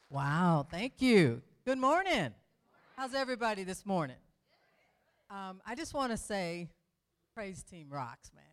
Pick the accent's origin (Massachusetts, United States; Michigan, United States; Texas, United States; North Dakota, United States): Michigan, United States; Detroit; moved away; I was raised right on the border of Detroit and Melvindale, so I'm from Detroit, Michigan